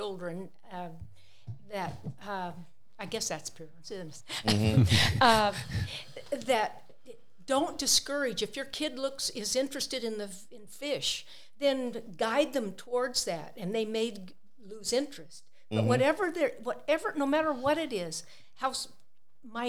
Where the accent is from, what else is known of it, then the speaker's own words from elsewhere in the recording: San Fernando, California, United States; I was born and raised in San Fernando, San Fernando Valley